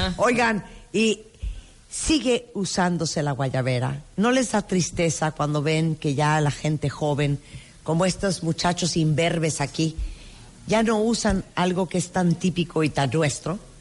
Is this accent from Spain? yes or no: no; Nicaragua; moved away; yo nací en Nicaragua